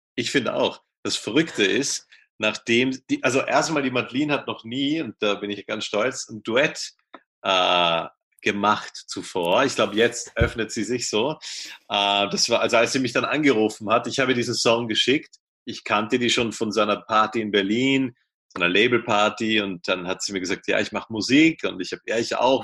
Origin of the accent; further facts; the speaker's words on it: Vienna, Austria; ich komme aus Wien